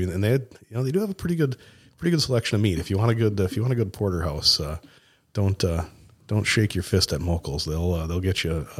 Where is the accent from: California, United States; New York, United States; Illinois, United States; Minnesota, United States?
Minnesota, United States; Mankato; I grew up in Mankato, Minnesota.